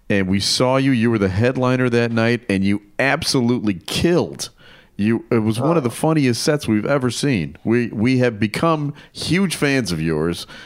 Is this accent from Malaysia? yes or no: no; England, United Kingdom; now in Illinois, United States; I am from England.